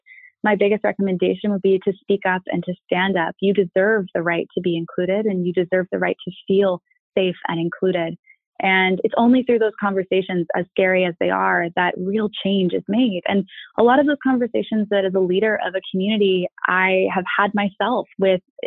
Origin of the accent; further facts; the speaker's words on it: Annapolis, Maryland, United States; moved away as an adult; now in San Francisco, United States; I'm from Annapolis